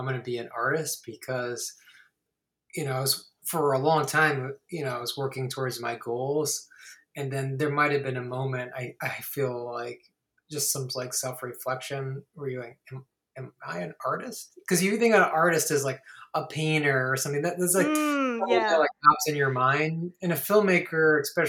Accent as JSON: {"language": "English", "region": "Ohio", "country": "United States", "tie": "born or raised there", "moved": "yes", "lives_now": "Los Angeles, United States", "said": "I grew up in Ohio and there's nothing there for film"}